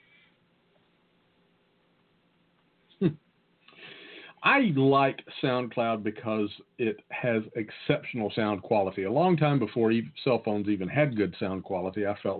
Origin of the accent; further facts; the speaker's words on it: the South, United States; accent: Southern; my great Southern accent